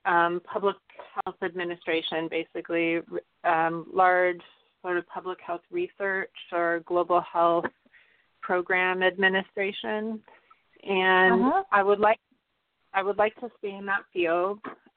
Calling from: California, United States; Hi, Phyllis. This is … from the Bay Area.

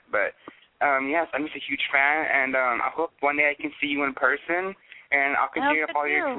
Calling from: Pasadena, Texas, United States; Hi, I'm calling from Pasadena, Texas.

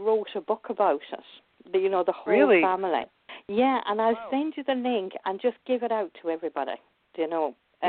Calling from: Ireland; also born or lived in England; So I'm actually ringing from England, but I live in Ireland.

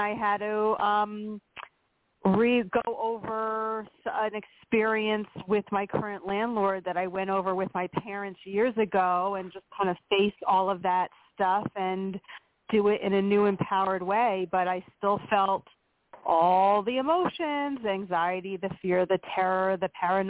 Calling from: Pennsylvania, United States; from Pennsylvania.

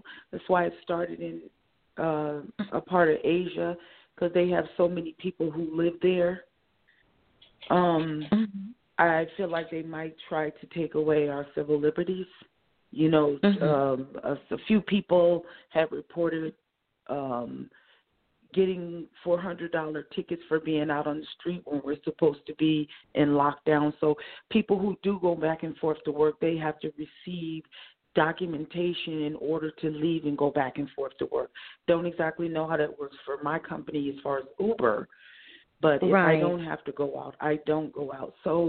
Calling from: Oakland, California, United States; I'm calling from Oakland, California.

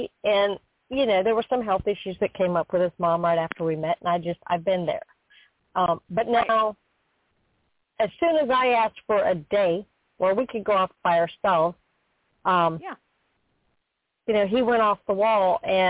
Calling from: Florida, United States; I'm calling from Florida.

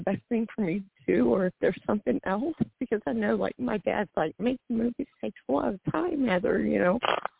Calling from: Nebraska, United States; Oh, Nebraska.

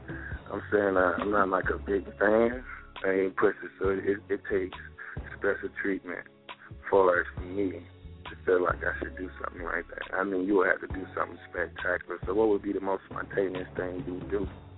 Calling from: South Carolina, United States; I'm calling from South Carolina.

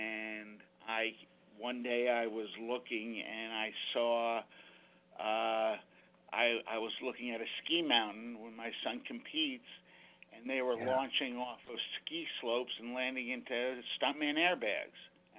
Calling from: Danbury, Connecticut, United States; We are calling from Danbury, Connecticut.

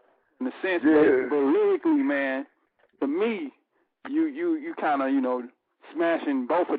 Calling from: Chicago, Illinois, United States; from Chicago.

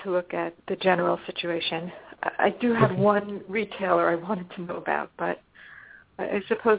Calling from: Los Angeles, California, United States; I'm calling from Los Angeles.

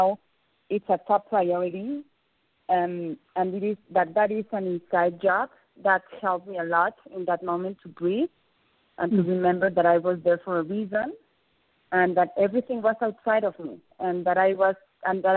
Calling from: Mexico; I'm calling from Mexico

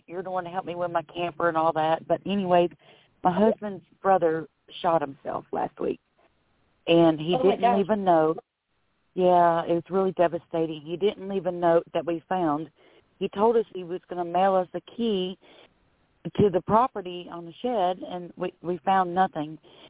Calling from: Florida, United States; from Florida, and I'm so happy you took my call.

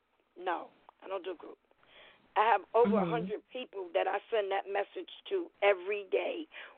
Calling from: New York City, New York, United States; I'm calling from the Bronx, New York.

